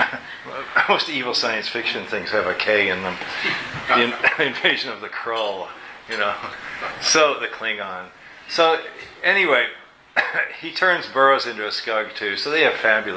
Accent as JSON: {"language": "English", "region": "Kentucky", "country": "United States", "said": "I'm from Kentucky too"}